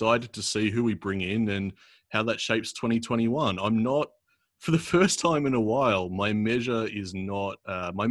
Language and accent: English; Australia; growing up in Australia